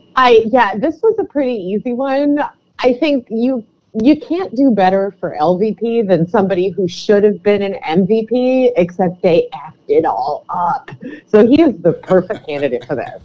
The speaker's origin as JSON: {"language": "English", "town": "Cleveland", "region": "Ohio", "country": "United States", "moved": "yes", "lives_now": "New York, United States", "said": "I'm from Cleveland"}